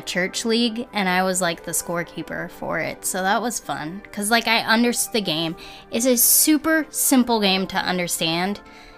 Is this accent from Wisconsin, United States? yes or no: no; New Jersey, United States; born there; So I was born in New Jersey, so that means, like, the default is to like the teams in New York.